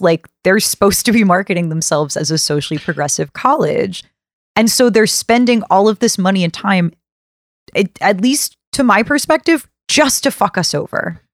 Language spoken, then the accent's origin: English; Birmingham, Alabama, United States; I'm from Birmingham, Alabama. Bessemer is very close to where I grew up